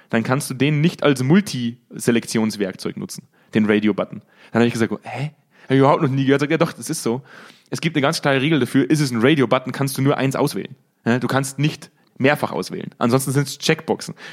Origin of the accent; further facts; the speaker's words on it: Bavaria, Germany; Oder wie wir das bei uns in Bayern nennen, Schnitzelhändler.